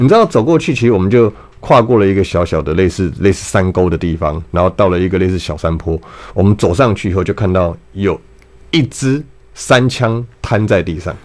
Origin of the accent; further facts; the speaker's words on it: Taipei, Taiwan; 我小时候在， 在台北市长大，那大概四十，三十几年前，四十年前的时候